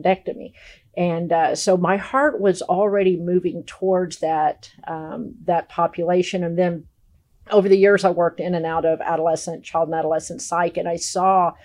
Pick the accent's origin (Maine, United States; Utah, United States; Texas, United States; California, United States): Texas, United States; Dallas; now in Arkansas, United States; I'm originally from Dallas, and shortly after I moved to Arkansas